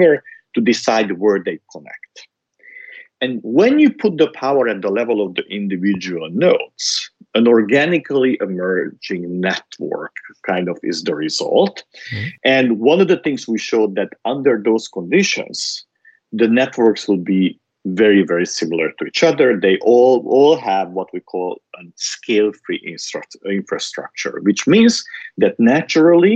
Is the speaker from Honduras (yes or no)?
no; Transylvania, Romania; moved away; I grew up in Transylvania, which is in Romania, during the Ceausescu's